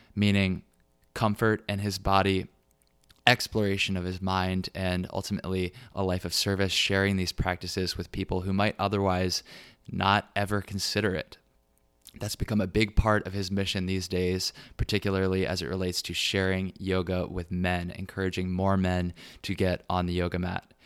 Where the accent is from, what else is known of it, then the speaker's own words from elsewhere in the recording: Richmond, Virginia, United States; my hometown, Richmond, Virginia